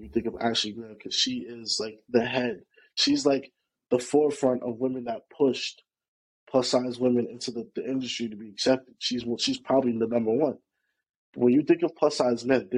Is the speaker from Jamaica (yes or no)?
yes; Jamaica; also born or lived in New York; now in New Jersey, United States; from Jamaica. I reside in New York. I reside in New Jersey as of right now